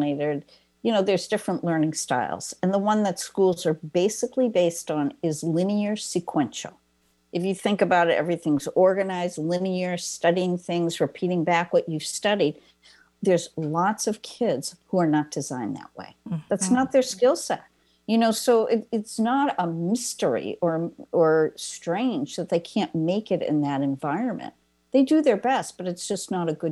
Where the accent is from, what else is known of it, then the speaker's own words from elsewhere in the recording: East Coast, United States; I'm from the East Coast